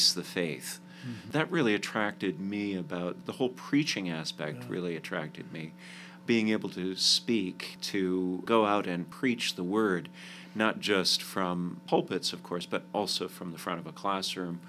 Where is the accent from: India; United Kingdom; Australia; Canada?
Canada; Calgary, Alberta; moved away as an adult; also born or lived in Providence, Rhode Island / Nashville, Tennessee / Washington, D.C.; now in United States; I grew up in Canada, in the city of Calgary. I moved to the States in 2006